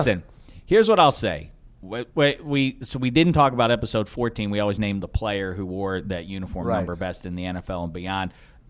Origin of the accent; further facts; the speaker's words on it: Midwest, United States; also born or lived in Chicago / Bloomington, Indiana; now in Los Angeles, United States; I love visiting my hometown. I love being in the Midwest. I lived in Chicago for a while.